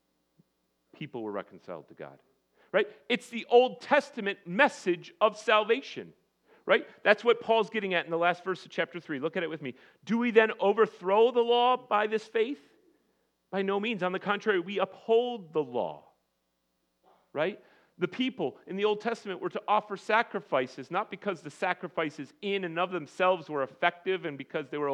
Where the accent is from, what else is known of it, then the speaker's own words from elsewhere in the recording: United States; as American Christians